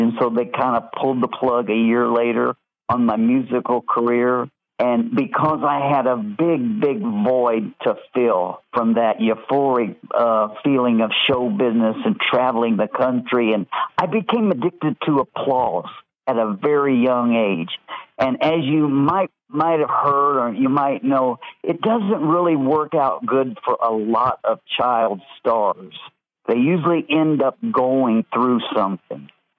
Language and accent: English; Evansville, Indiana, United States; moved away; my hometown of Evansville, Indiana